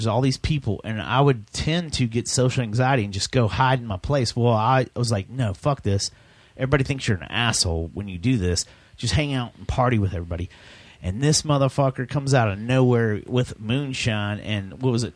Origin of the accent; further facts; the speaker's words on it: Arlington, Texas, United States; Johnson and I were kids growing up in Arlington